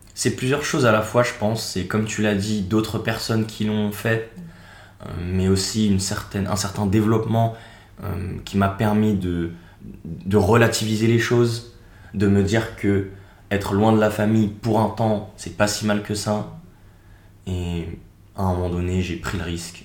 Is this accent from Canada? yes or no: no; Seine-et-Marne, Île-de-France, France; moved away as an adult; also born or lived in Paris / Nantes / Switzerland; now in Australia; je suis né à Paris. J'ai grandi en Seine-et-Marne, à l'est de Paris